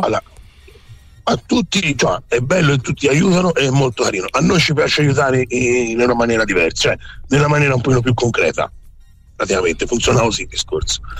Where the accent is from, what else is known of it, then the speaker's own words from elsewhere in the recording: Campi Bisenzio, Tuscany, Italy; sono di Campi